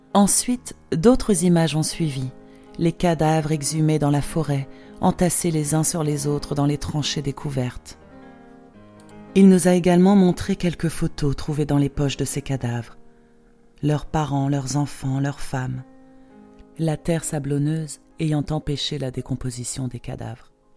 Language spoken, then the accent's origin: French; Poland; accent: Polish; French is a second language; also born or lived in Geneva, Switzerland / England / Sardinia; now in Switzerland; mes racines se trouvent quand même dans mon pays d'origine. La Pologne sera toujours ma patrie